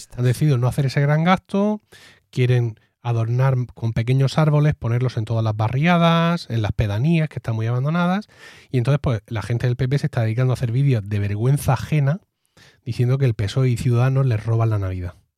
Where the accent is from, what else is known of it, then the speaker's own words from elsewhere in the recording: Region of Murcia, Spain; somos así los murcianos